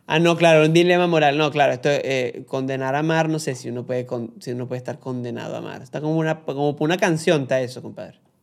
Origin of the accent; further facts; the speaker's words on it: Barquisimeto, Lara, Venezuela; yo soy guaro venezolano de la ciudad crepuscular y amo mi patria